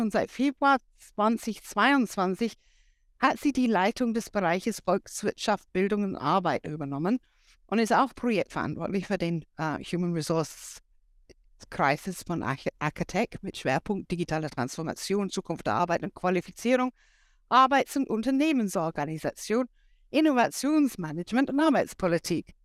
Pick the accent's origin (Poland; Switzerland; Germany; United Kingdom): United Kingdom; England; German is a second language; moved away; als Engländerin